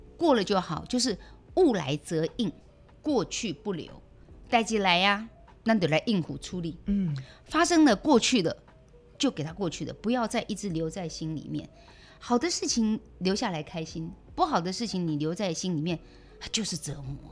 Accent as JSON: {"language": "Chinese", "region": "Keelung", "country": "Taiwan", "tie": "born or raised there", "said": "我妈妈从台南嫁到基隆去，独自一个人，那我爸爸很快就退休了，因为年纪比较大，家计怎么办？我们正在读中学的阶段，全部靠我妈妈一个人做劳力活，我们家开包只馒头店"}